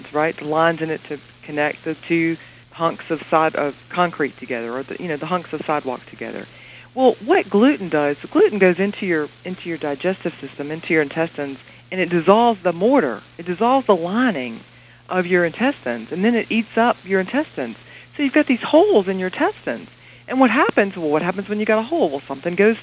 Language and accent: English; the South, United States; this Southern girl